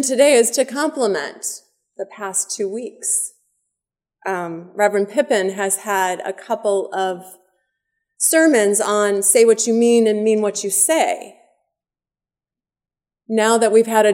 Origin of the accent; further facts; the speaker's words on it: Oak Park, Illinois, United States; my hometown of Oak Park, Illinois, right outside the western side of Chicago suburbs